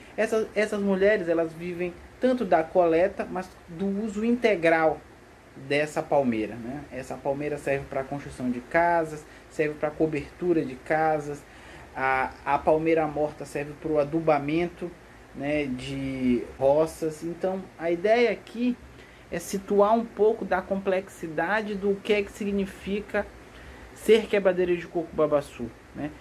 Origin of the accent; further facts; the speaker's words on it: Maranhão, Brazil; eu sou originalmente do Maranhão